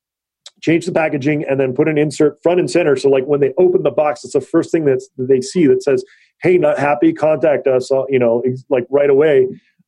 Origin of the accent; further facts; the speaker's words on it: Big Island, Hawaii, United States; now in California, United States; I was born and raised in Hawaii